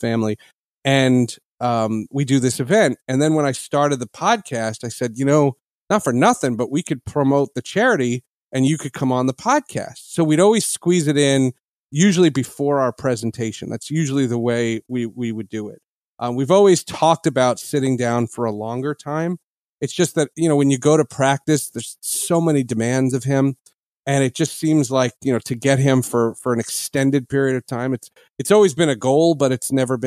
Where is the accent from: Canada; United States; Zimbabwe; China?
United States; New Jersey; I grew up in New Jersey